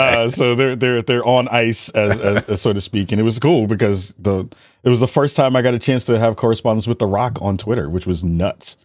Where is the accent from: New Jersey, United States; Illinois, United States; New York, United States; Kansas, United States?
New York, United States; New York City; I'm from the Bronx originally